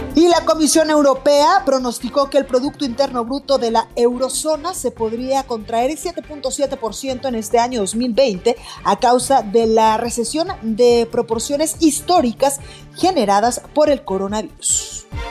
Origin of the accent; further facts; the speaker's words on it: Guadalajara, Jalisco, Mexico; now in Mexico City, Mexico; en Guadalajara, Jalisco, en mi tierra, en la perna, Tapatía